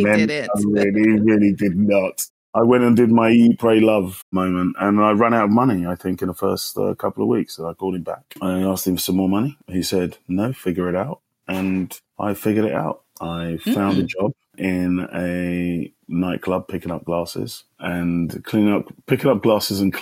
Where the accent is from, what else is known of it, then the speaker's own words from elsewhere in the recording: London, United Kingdom; moved away as an adult; also born or lived in Kumasi, Ghana; now in New York, United States; I moved to London at the age of 7, and I had my secondary socialization in a sunny London town, hence the accent